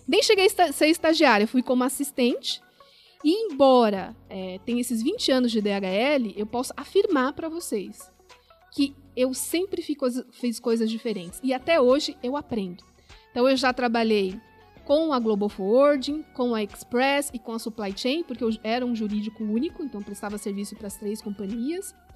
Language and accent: Portuguese; São Paulo, Brazil; nasci em São Paulo